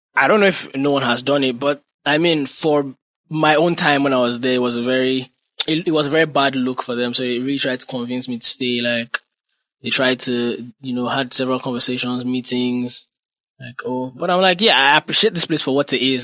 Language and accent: English; Nigeria; also born or lived in Ibadan / Ilupeju, Lagos; now in Lagos, Nigeria; being in Nigeria and being a Nigerian.